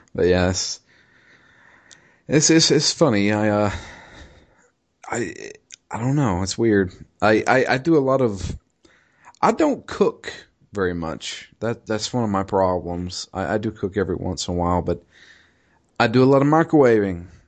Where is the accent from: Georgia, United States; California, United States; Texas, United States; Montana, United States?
Georgia, United States; Commerce; my hometown of Commerce